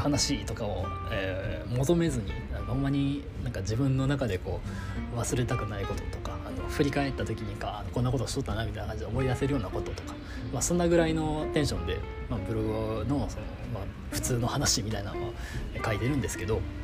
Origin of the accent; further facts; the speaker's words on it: Kansai, Japan; 俺が関西人やから